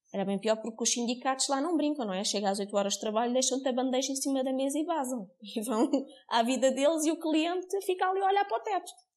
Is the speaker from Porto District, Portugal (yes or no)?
no; Cascais, Lisbon, Portugal; moved away as an adult; now in Alentejo, Portugal; eu não sou daqui, sou de Cascais e jamais pensei viver aqui